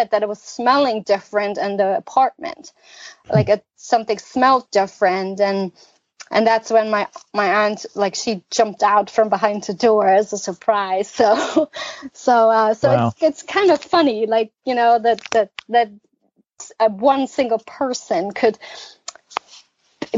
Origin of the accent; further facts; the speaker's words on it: East Germany, Germany; I have a lot of good, positive memories of growing up in East Germany